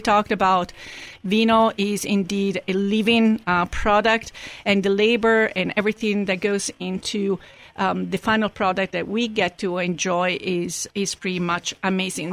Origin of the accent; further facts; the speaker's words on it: Rome, Lazio, Italy; moved away; I'm from Rome as well